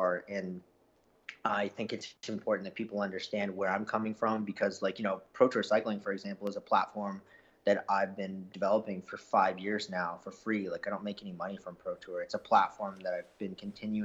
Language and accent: English; Canada; I'm Canadian